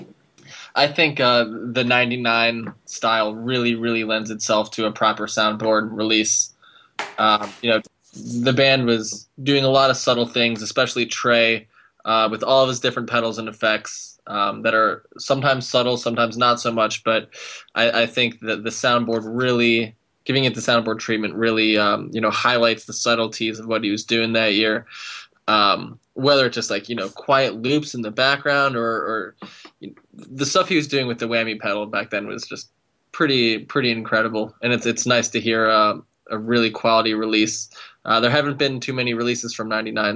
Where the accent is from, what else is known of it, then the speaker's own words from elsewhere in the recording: outside of Cleveland, Ohio, United States; I grew up right outside of Cleveland